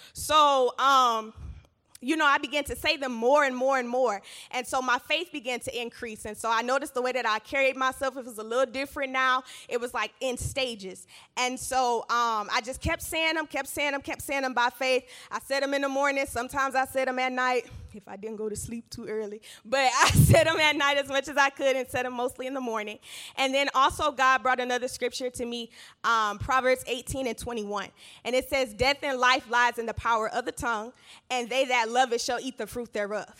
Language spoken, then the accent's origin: English; Georgia, United States; I grew up in Georgia with both of my parents in household